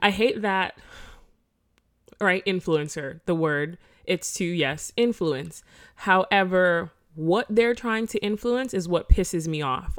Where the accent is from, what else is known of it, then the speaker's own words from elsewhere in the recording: Florida, United States; I'm from Florida